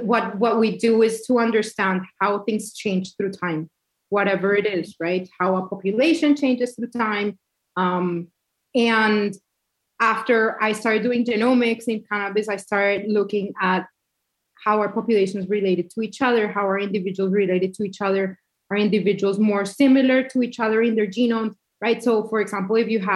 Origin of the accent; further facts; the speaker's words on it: Cali, Valle del Cauca, Colombia; also born or lived in Colorado / upstate New York; now in New York, United States; I grew up in Cali, Colombia.